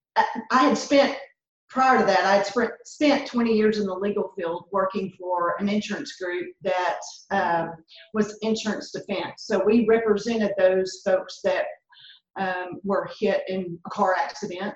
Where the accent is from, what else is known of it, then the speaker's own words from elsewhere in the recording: Crow, Texas, United States; also born or lived in Hawkins; I grew up in uh, a little community called Crow and went to high school in Hawkins